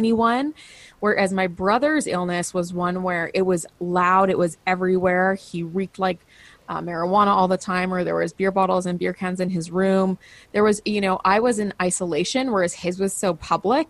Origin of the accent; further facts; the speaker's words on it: Canada; I'm a Canadian